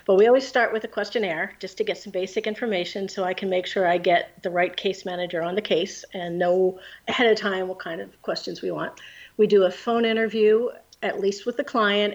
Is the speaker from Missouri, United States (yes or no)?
no; Pennsylvania, United States; now in New Jersey, United States; I'm from Pennsylvania